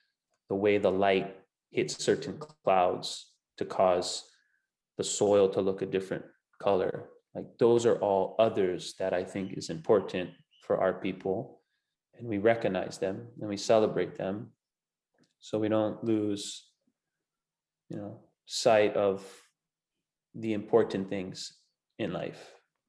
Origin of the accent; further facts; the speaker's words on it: Hawaii, United States; I wouldn't want to sing Hawaiian you know, but I grew up singing Hawaiian and my family grew up singing Hawaiian.